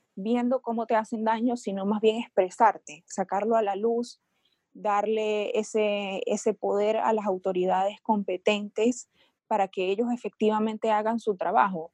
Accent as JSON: {"language": "Spanish", "country": "Venezuela", "moved": "yes", "said": "Yo soy venezolana, yo me mudé, emigré a otro país"}